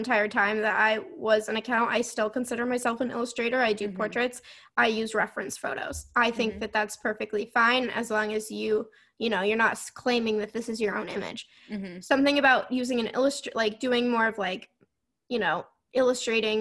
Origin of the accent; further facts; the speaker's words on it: Vermont, United States; accent: Vermont; my Vermont accent